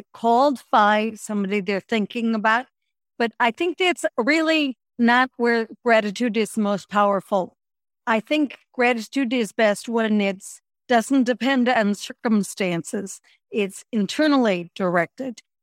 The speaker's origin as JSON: {"language": "English", "town": "Chicago", "region": "Illinois", "country": "United States", "tie": "born or raised there", "moved": "as an adult", "said": "I moved back to Chicago. This was in my early fifties"}